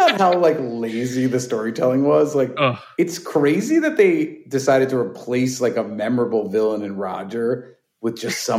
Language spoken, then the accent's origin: English; New York City, New York, United States; Because also, dude, like I grew up in New York City.